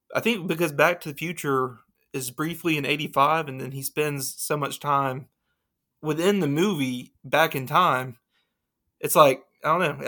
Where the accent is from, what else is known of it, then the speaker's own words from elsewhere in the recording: Alabama, United States; I'm from Alabama